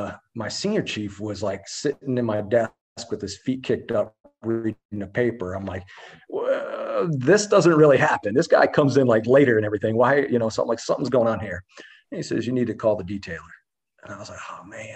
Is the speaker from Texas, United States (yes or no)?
no; Albany, New York, United States; moved away as an adult; now in San Diego, United States; There was a billet that came up in my hometown and right outside of Schenectady, Albany. So I went home to Albany for a tour